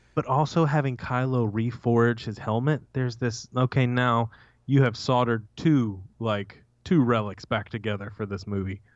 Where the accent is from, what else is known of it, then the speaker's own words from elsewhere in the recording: United States; As an American